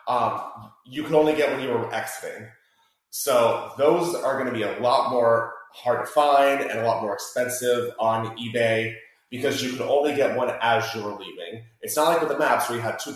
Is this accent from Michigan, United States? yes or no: no; Tampa, Florida, United States; I am born and raised in Tampa